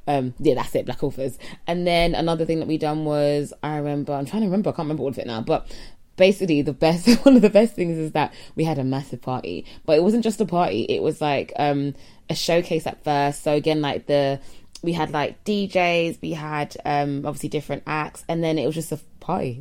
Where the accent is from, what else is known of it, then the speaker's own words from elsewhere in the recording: United Kingdom; we are British, yeah, so British